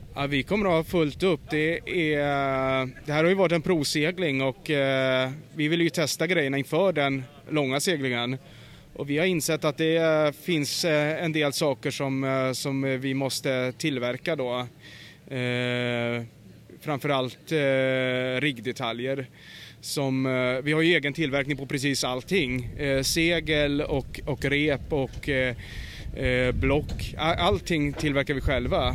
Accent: Stockholm archipelago, Stockholm County, Sweden; i skärgården då, där jag är uppvuxen, i, i Stockholms skärgård.

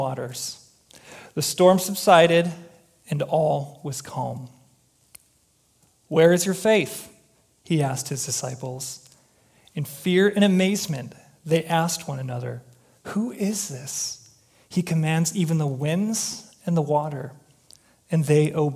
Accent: Chicago, Illinois, United States; now in Minnesota, United States; I'm from Chicago

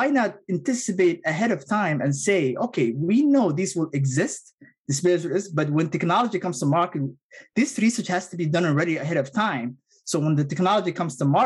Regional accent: Somalia; English is a second language; also born or lived in Middle East; now in United States; my home country of Somalia

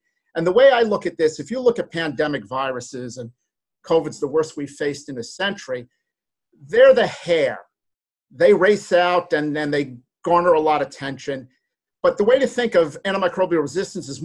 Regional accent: New Jersey, United States; I'm from New Jersey

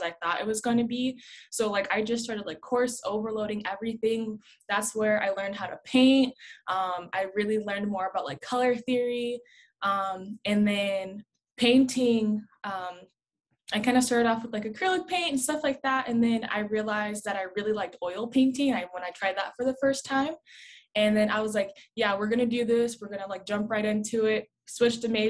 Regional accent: San Bernardino, California, United States; I grew up in San Bernardino, always went to school in San Bernardino

